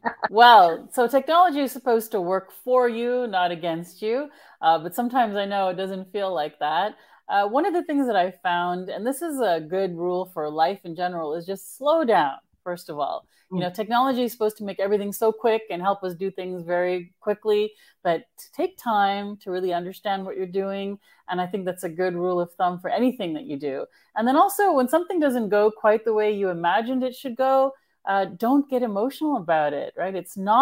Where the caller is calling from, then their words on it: California, United States; I'm actually in Northern California.